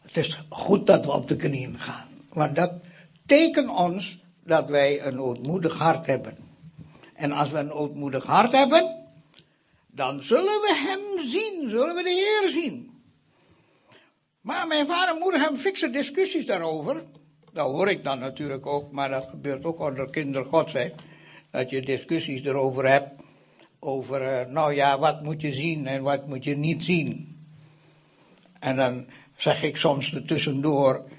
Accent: Indonesia; now in Netherlands; Indonesië, waar ik vandaan kom.

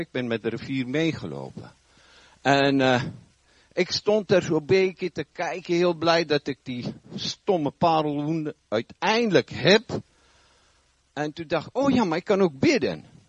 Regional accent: South Africa; now in Netherlands; Ik heb een eh, wat vreemde tongval. Ik kom oorspronkelijk uit Zuid-Afrika. Woon al vrij lang hier

